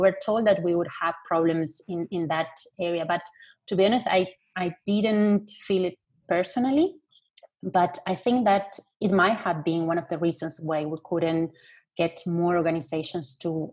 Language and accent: English; Argentina; now in Germany; I come from Argentina, I live in Germany